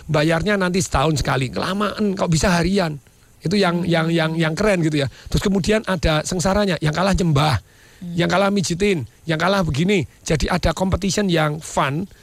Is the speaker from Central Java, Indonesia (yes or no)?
yes; Surakarta, Central Java, Indonesia; Karena saya asalnya Solo dan Solo itu bersih sekali zaman dipegang Pak Hartomo.